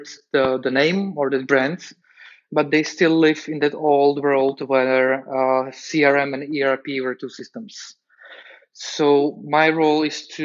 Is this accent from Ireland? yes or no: no; Slovakia; moved away as an adult; now in Prague, Czech Republic; My origins are in Slovakia